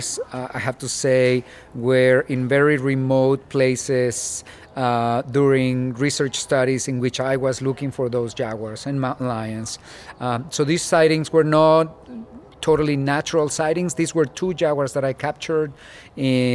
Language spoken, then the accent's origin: English; Mexico; also born or lived in Mexico City; now in Tucson, United States; I was born in Mexico City, and growing up in Mexico, running around in the desert